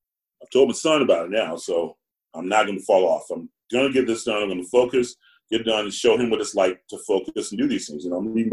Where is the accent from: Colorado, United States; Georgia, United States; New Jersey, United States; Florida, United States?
Georgia, United States; also born or lived in South Carolina; I'm black and I'm from Georgia.